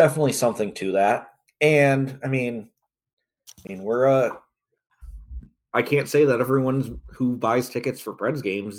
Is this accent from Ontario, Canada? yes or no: yes; Toronto, Ontario, Canada; It's like kind of crazy to think about going back to like growing up in Toronto games where it was easily 10,000 Leafs fans in the building.